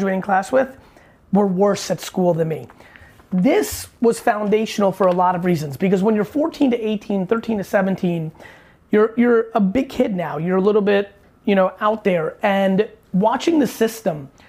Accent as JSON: {"language": "English", "town": "New York City", "region": "New York", "country": "United States", "tie": "born or raised there", "also_born_or_lived": "Soviet Union / New Jersey", "said": "I was born in the Soviet Union. I immigrated to the US when I was a little guy, 3-4 years old. Grew up in Queens, not too far from here"}